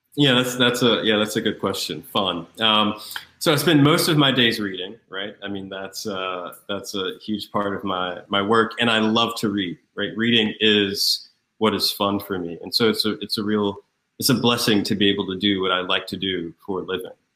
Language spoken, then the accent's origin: English; Raleigh, North Carolina, United States; moved away as an adult; also born or lived in Atlanta, Georgia / Grahamstown, South Africa; now in New York, United States; I'm from North Carolina, Raleigh, North Carolina, where I was born and reared.